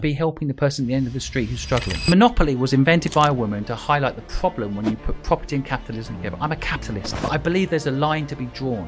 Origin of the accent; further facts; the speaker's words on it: St Neots, East of England, United Kingdom; moved away as an adult; also born or lived in Hong Kong; I basically grew up in a town called St. Neots, um, which is twenty minutes from Cambridge